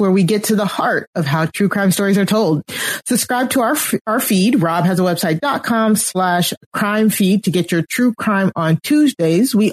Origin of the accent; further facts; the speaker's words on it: Texas, United States; also born or lived in Austin; me as a Texan.